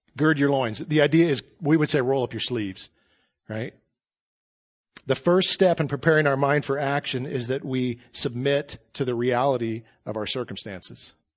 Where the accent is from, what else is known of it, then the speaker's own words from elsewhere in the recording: United States; as American Christians